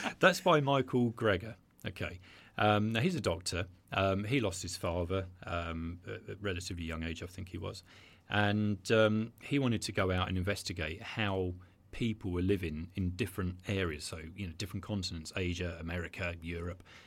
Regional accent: Brighton, South East England, United Kingdom; I'm Brighton, born and bred

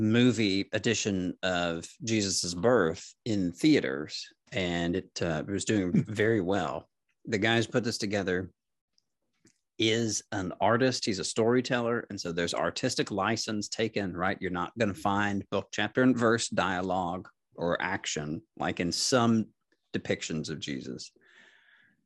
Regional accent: Tennessee, United States; I'm from Tennessee

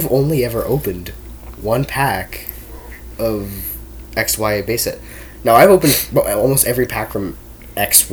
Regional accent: Canada; we're Canadian.

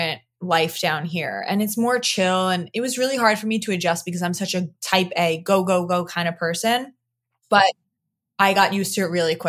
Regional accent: Long Island, New York, United States; moved away as an adult; also born or lived in Queens, New York; now in Florida, United States; born and raised. I was born in Queens, moved to Long Island when I was like 4 or 5

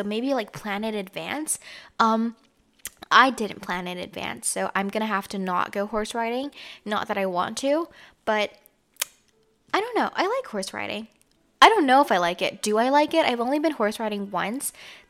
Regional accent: Canada; I grew up in Canada, so this is why I don't really have like an accent or anything.

